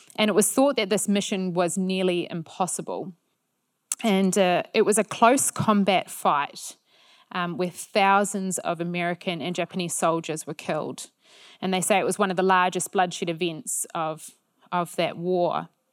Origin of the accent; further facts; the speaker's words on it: New Zealand; being a Kiwi